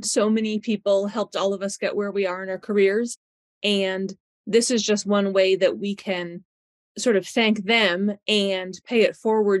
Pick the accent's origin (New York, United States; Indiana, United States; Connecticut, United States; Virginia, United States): New York, United States; Western; moved away as an adult; now in Lexington, United States; I am originally from Western New York. So I graduated from Cornell in 2003. Then I came down to Lexington, Kentucky to Reuben-Riddle Equine Hospital, which is actually where I've spent my entire career